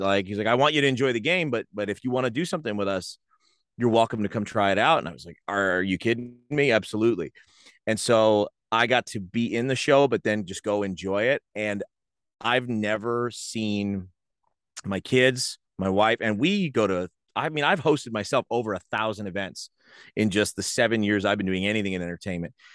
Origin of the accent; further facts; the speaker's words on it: Rahway, New Jersey, United States; I grew up in Rahway